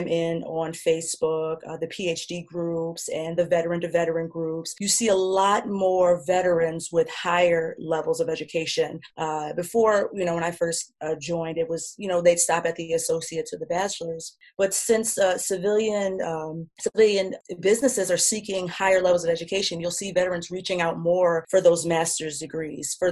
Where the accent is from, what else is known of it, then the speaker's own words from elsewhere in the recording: New York, United States; moved away as an adult; I'm from New York